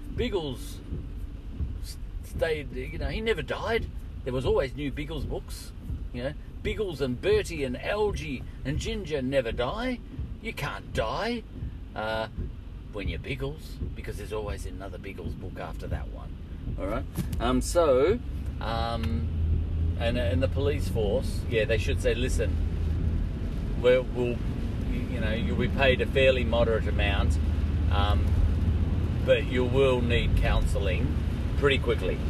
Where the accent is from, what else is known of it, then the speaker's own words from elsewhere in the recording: Australia; I'm just Australian